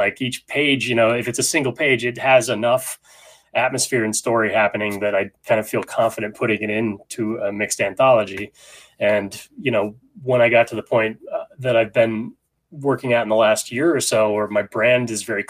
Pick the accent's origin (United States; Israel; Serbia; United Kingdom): United States; Sacramento, California; also born or lived in San Francisco; You know, I'm a Northern California kid, you know, so I grew up in Sacramento and, San Francisco.